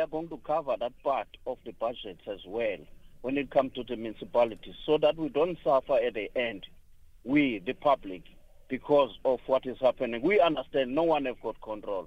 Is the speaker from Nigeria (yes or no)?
no; Eastern Cape, South Africa; I'm coming from Eastern Cape. I'm a man. And I did circumcise. I did go to the mountain through the process as well